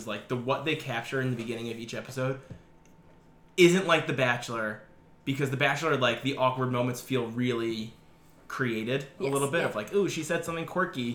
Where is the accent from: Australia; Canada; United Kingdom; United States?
United States; Us as American women.